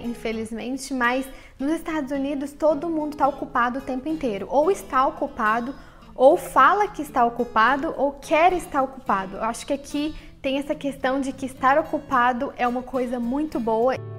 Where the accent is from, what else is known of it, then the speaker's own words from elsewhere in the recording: Brazil; no Brasil a gente fala muito perto